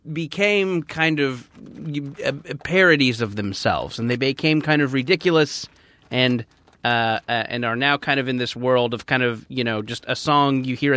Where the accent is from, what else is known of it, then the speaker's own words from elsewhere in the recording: Southern California, United States; I grew up in Southern California around peak